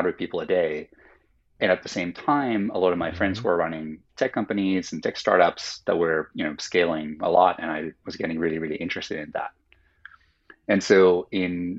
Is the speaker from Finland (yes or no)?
yes; Helsinki, Uusimaa, Finland; first language Finnish; English is a second language; now in United States; I grew up in Finland, in Helsinki, Finland.